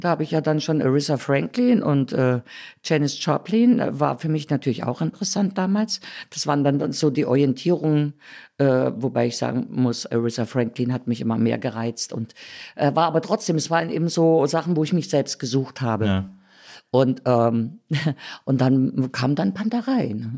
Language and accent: German; Thuringia, Germany; moved away as an adult; also born or lived in Berlin; dann in Thüringen geblieben